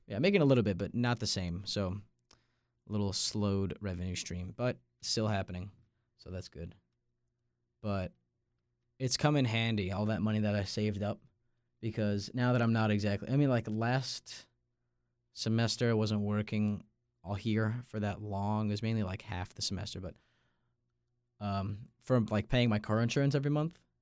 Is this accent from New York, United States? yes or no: yes; Long Island, New York, United States; moved away; I'm from Long Island, New York